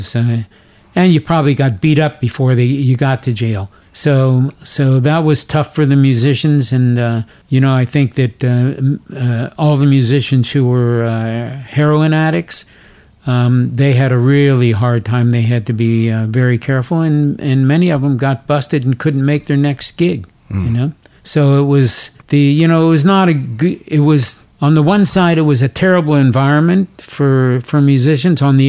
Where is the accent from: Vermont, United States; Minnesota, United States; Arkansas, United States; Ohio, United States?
Ohio, United States; Cincinnati; moved away; Cincinnati, Ohio? Because even though it's my hometown